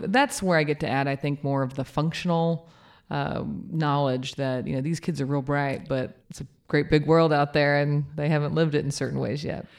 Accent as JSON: {"language": "English", "region": "Kansas", "country": "United States", "moved": "yes", "lives_now": "Norman, United States", "said": "I'm from Kansas."}